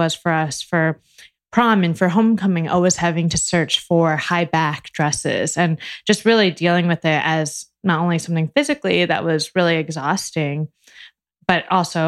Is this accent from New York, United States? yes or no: no; Bloomfield Hills, Michigan, United States; So I was born in Michigan, in Bloomfield Hills. It's like a suburb in Michigan. And my mom is a business owner. So a small business owner. And I grew up going to her office in the summers